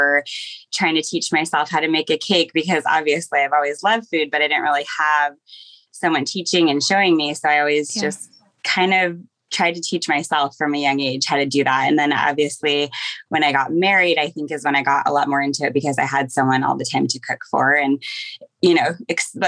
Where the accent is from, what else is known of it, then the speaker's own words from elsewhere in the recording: Seattle, Washington, United States; now in Portland, United States; I grew up in Seattle